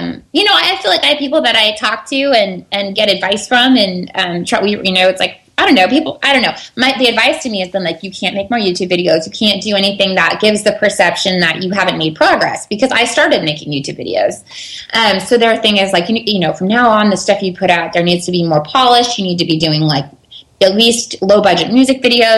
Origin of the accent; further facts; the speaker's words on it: California, United States; moved away as an adult; also born or lived in Nashville, Tennessee; I had a lot of hometown attention and stuff out here in California